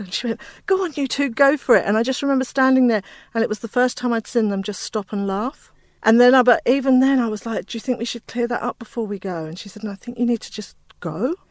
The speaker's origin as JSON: {"language": "English", "region": "England", "country": "United Kingdom", "also_born_or_lived": "Inner West, Sydney", "moved": "yes", "lives_now": "Australia", "said": "I'm from England."}